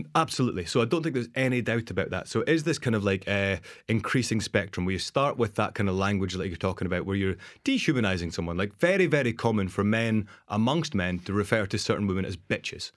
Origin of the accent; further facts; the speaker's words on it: Dundee, Scotland, United Kingdom; moved away as an adult; also born or lived in Amsterdam / Geneva / New Zealand; my really toxic behaviors that I came from Dundee